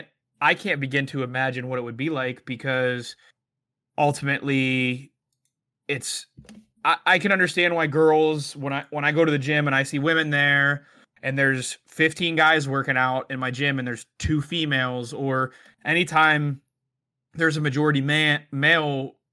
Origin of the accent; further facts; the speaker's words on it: Pittsburgh, Pennsylvania, United States; growing up in Pittsburgh, we're a Midwest city, but a lot of the sense of humor and interactions are a lot more Northeast city way.